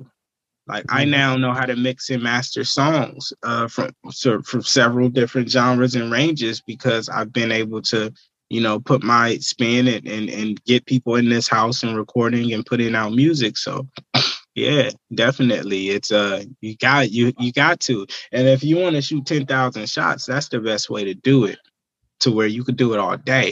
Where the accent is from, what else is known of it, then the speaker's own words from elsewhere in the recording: Vallejo, California, United States; it's just where I'm from. It's where I've gained all my experience and my knowledge, and where I've experienced life